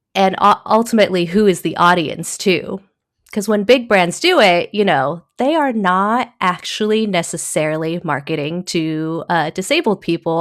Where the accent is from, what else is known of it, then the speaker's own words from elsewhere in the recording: Taiwan; also born or lived in Originally from Taiwan; now in United States; I was born in Taiwan